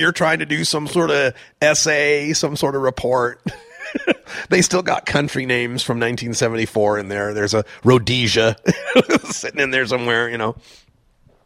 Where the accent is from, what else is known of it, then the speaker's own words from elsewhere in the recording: Idaho, United States; now in Portland, United States; I grew up in Red State, Idaho, in the most conservative county in Red State, Idaho